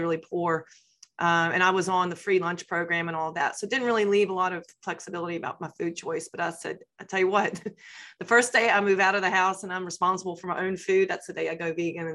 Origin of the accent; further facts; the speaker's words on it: Appalachia, mountains of Virginia, United States; moved away as an adult; now in Canterbury, United Kingdom; I grew up in Appalachia, come from a very poor family in the mountains of Virginia